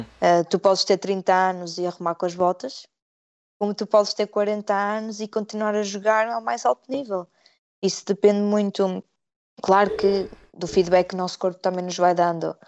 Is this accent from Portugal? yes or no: yes; Portugal; moved away as an adult; now in United Kingdom; eu sou portuguesa